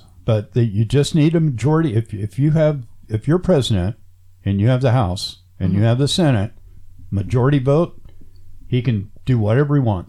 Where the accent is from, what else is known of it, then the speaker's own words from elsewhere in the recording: United States; I'm American.